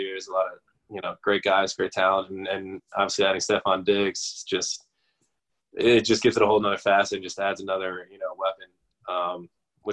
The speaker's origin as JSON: {"language": "English", "region": "New Jersey", "country": "United States"}